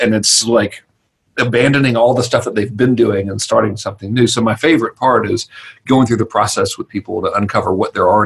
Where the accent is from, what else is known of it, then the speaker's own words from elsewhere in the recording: Georgia, United States; in normal redneck terminology, I'm from Georgia